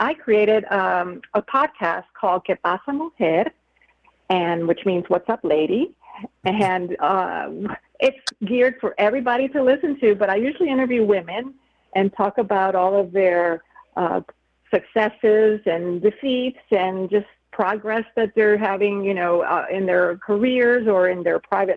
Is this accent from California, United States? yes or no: no; New Orleans, Louisiana, United States; I was born and raised here in New Orleans, but I'm actually like the first generation Hispanic born in the United States